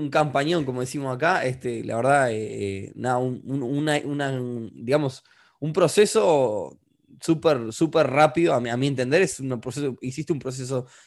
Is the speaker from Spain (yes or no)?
no; Uruguay; tú sos peruano, nosotros somos de Uruguay, estamos en una situación más o menos parecida, países que no son desarrollados del todo todavía